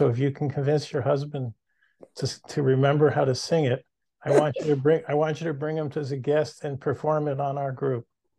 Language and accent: English; Allentown, Pennsylvania, United States; I'm from Allentown, Pennsylvania, originally.